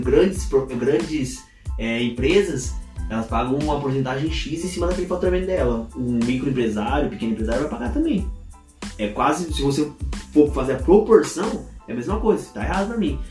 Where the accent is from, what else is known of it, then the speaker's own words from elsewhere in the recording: Ourinhos, São Paulo, Brazil; moved away; a gente é de Ourins, cara. A gente sabe como funciona a cidade lá